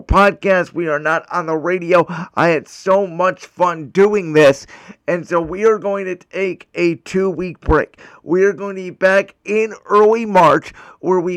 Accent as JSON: {"language": "English", "town": "Cleveland", "region": "Ohio", "country": "United States", "tie": "born or raised there", "said": "my hometown Cleveland Cavaliers"}